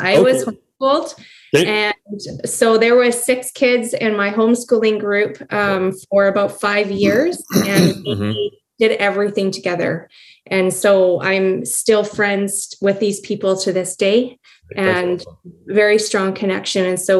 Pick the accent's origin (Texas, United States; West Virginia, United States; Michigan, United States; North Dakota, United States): North Dakota, United States; Grand Forks; that was a huge amount of my memories growing up in Grand Forks was centered around the church and the community there.